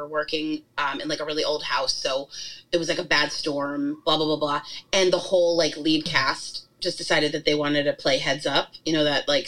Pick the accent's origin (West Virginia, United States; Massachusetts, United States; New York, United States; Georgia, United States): New York, United States; we grew up in New York